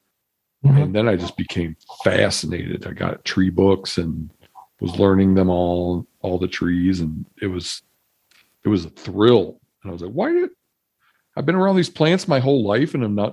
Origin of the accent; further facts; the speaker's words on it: Michigan, United States; even when as a young man growing up in Michigan